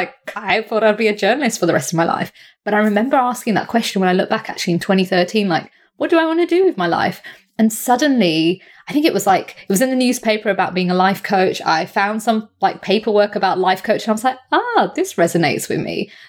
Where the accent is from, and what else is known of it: India